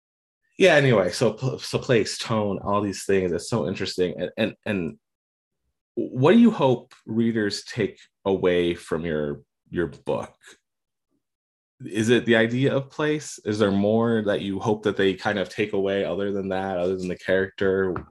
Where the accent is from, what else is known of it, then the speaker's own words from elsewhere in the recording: Pennsylvania, United States; born there; also born or lived in Arizona / Atlanta / Maine; now in Colorado, United States; I was born in Pennsylvania, lived in Arizona, lived in Atlanta, lived in Maine, I'm in Colorado now.